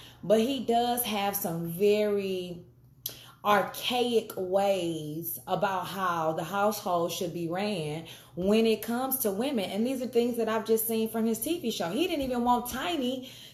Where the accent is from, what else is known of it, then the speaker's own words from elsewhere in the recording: the South, United States; growing up in the South